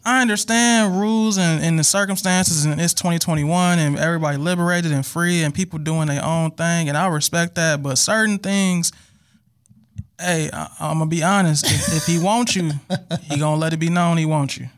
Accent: Milwaukee, Wisconsin, United States; I'm from Milwaukee, Wisconsin

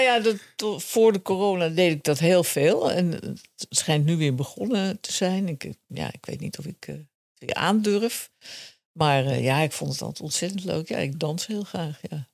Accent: Amsterdam, North Holland, Netherlands; ik ben eh, opgegroeid in Amsterdam-Zuid

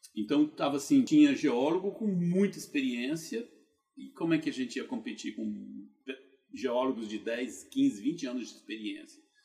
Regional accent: Goiânia, Goiás, Brazil; moved away as an adult; also born or lived in Brasília, Brazil; now in United States; eu sou natural de Goiânia, Goiás

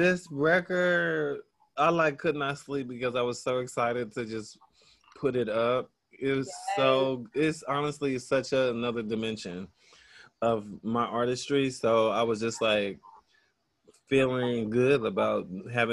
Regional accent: Kansas City, Kansas, United States; where I grew up in Kansas City, Kansas, but I was born in Kansas City, Missouri

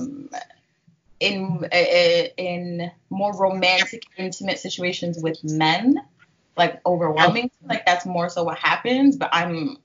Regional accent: Toronto, Ontario, Canada; born and raised in Toronto mostly

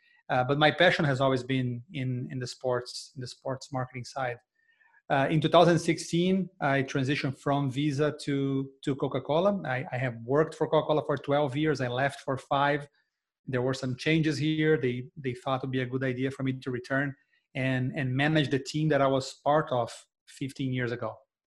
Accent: Brazil; accent: Brazilian; English is a second language; moved away as an adult; now in Atlanta, United States; I'm Brazilian, if you can notice by my accent, and I grew up in Brazil.

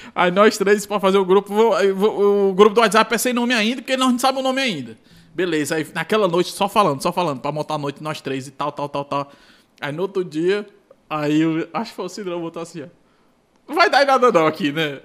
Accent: Ceará, Brazil; sou lá do Ceará

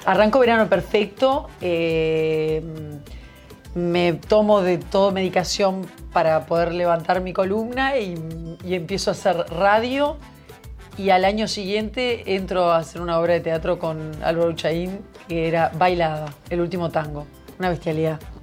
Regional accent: Uruguay; como era uruguaya

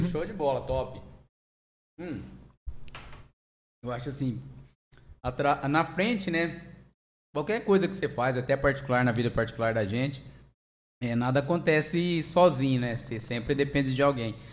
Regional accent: Angélica, Mato Grosso do Sul, Brazil; sou de Mato Grosso do Sul mesmo, né? Eu nasci em Angélica.

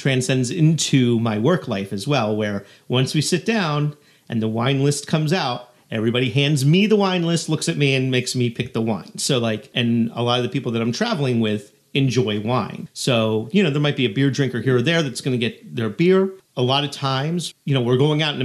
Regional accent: United States; as an American and somebody who spends a lot of time dining in the, let's say, the New York City area

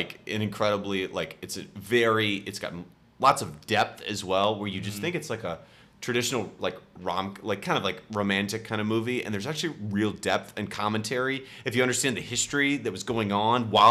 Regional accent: near Sacramento, NorCal, California, United States; moved away as an adult; now in Washington, D.C., United States; I didn't grow up in Sacramento, but I grew up close enough.

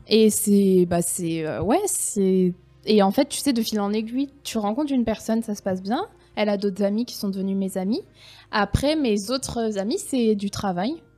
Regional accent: France; moved away as an adult; now in Helsinki, Finland; nous, en France

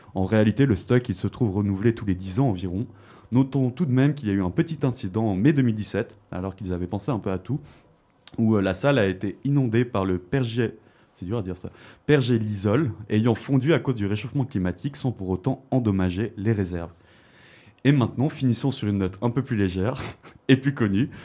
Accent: Switzerland; chez nous, en Suisse

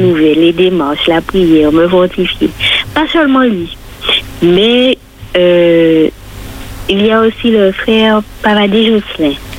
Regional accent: Martinique; chez nous en Martinique

